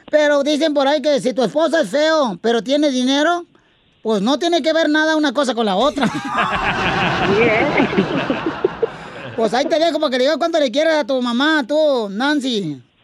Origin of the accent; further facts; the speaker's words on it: Guasave, Sinaloa, Mexico; Yo soy de Guasave, Sinaloa